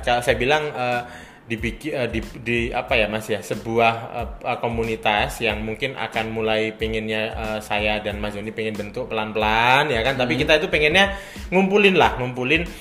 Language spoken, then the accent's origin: Indonesian; Malang, East Java, Indonesia; saya sendiri orang Malang